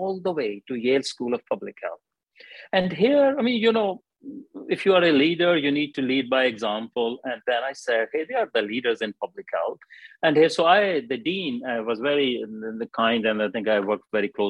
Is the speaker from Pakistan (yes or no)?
yes; Pakistan; moved away as an adult; also born or lived in Glasgow, United Kingdom / Wales, United Kingdom; now in United Kingdom; I came from Pakistan, did my first degree